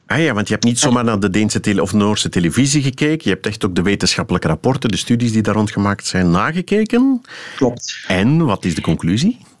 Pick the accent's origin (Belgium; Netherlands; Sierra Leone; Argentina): Belgium; Flanders; Wij zouden zeggen als Vlamingen